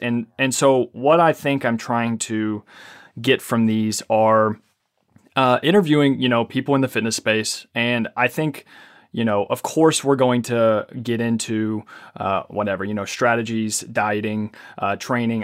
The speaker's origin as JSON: {"language": "English", "town": "Ashland", "region": "Kentucky", "country": "United States", "tie": "born or raised there", "also_born_or_lived": "Lexington, Kentucky", "said": "I was born in Ashland, Kentucky"}